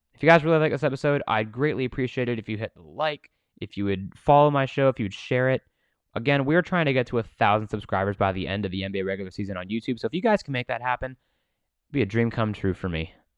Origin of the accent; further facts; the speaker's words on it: Washington, District of Columbia, United States; the Washington Wizards. My hometown team